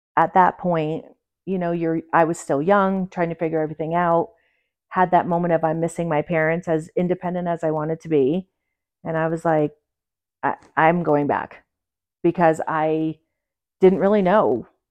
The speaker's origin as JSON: {"language": "English", "town": "Port Jervis", "region": "New York", "country": "United States", "tie": "born or raised there", "also_born_or_lived": "Pueblo, Colorado / Durango, Colorado", "moved": "as an adult", "lives_now": "Colorado, United States", "said": "I was born and raised in New York"}